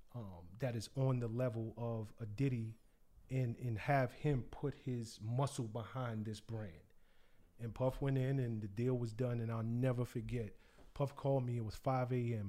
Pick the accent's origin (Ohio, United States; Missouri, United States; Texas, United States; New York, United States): New York, United States; New York City; moved away as an adult; I know the culture. I'm from the South Bronx. I grew up knowing, you know, who were the hot D Js